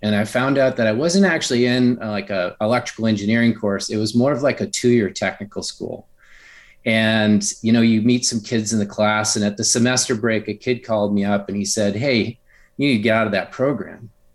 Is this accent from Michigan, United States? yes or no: yes; Upper Michigan, United States; I grew up in a really rural area in Upper Michigan